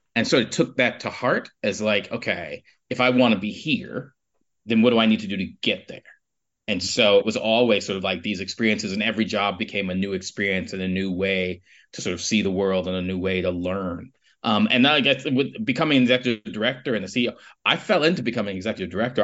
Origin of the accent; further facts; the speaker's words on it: New York City, New York, United States; moved away as an adult; now in Edinburgh, United Kingdom; I grew up in Harlem